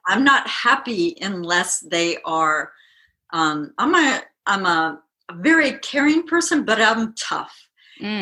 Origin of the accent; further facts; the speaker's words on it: Midwest, United States; I'm from the Midwest